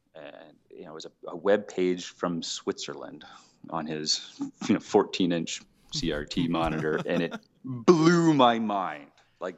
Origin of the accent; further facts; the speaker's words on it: Edmonton, Alberta, Canada; I grew up in Edmonton, Alberta, Canada